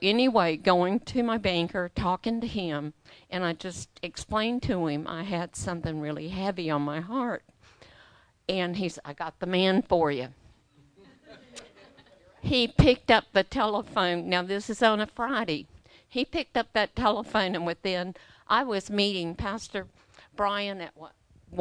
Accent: Australia; now in United States; I'm an Australian

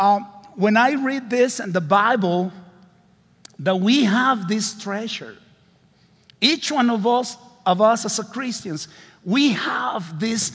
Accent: Honduras; English is a second language; I am from Honduras, considered one of the poorest countries in the world.

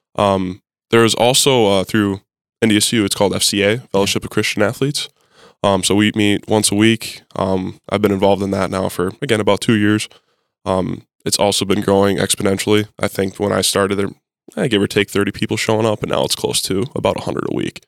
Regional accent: Mandan, North Dakota, United States; moved away as an adult; now in Fargo, United States; I am originally from Mandan, North Dakota. Um, I am a in-state kid.

